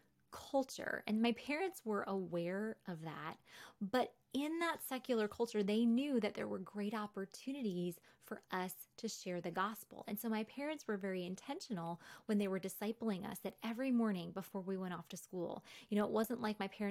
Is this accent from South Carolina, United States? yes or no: no; New York, United States; moved away; also born or lived in Wheaton; the environment I grew up in New York